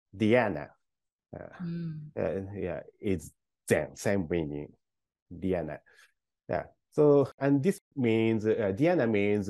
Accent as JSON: {"language": "English", "region": "Kumamoto", "country": "Japan", "tie": "born or raised there", "said": "I was born and raised in Kumamoto, a local city in Western Japan, in a very big countryside, super countryside"}